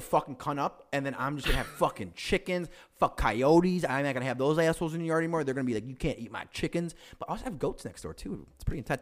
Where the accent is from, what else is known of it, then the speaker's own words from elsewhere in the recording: Chicago, Illinois, United States; also born or lived in Aurora, Illinois; We're all from Chicago.